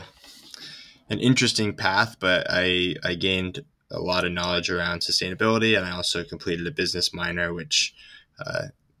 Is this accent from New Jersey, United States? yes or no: no; Ithaca, New York, United States; now in Santa Cruz, United States; I grew up in Ithaca, New York, in upstate New York